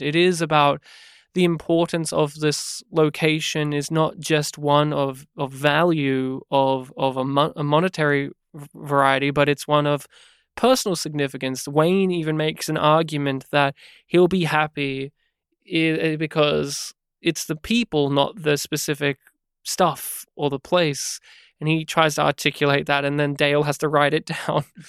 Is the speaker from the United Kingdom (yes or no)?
no; Australia; as an Aussie